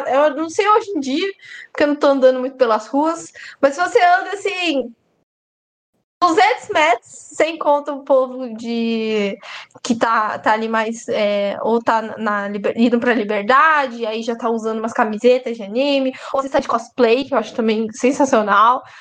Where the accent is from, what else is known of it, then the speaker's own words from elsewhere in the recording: Brazil; eu sou brasileira e eu tenho direito de reclamar do meu próprio país, entendeu?